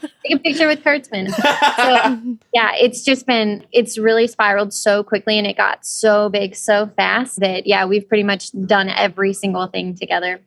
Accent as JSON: {"language": "English", "region": "Ohio", "country": "United States", "tie": "born or raised there", "said": "we decided to film it around my hometown. So, you know, I mean, it's really small towns in Ohio"}